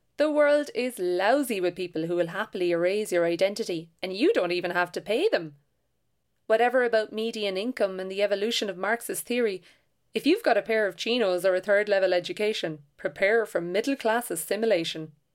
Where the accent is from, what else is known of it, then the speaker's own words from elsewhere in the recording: Ireland; I am an Irish novelist and short story writer from a working class background.